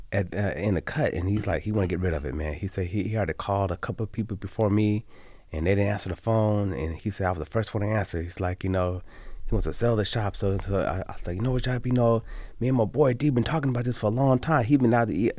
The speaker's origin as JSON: {"language": "English", "town": "Las Vegas", "region": "Nevada", "country": "United States", "tie": "born or raised there", "said": "I'm born and raised in Las Vegas"}